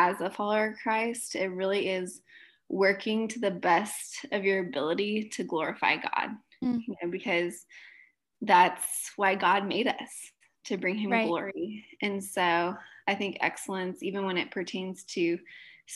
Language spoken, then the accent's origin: English; Southern California, United States; moved away as an adult; now in Nebraska, United States; I am from Southern California. Grew up there